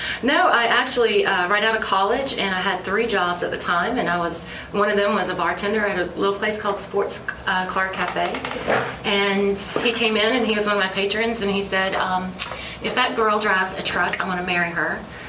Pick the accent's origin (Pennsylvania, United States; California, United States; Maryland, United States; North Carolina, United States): North Carolina, United States; Iredell County; I'm just an Iredell County girl.